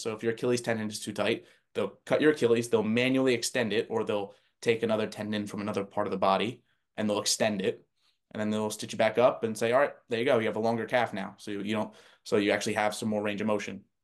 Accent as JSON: {"language": "English", "region": "New Jersey", "country": "United States", "tie": "born or raised there", "said": "where I grew up in New Jersey"}